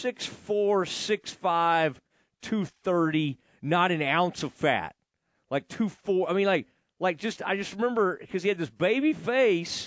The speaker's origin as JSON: {"language": "English", "town": "Kaufman", "region": "Texas", "country": "United States", "tie": "born or raised there", "said": "Kaufman, my hometown"}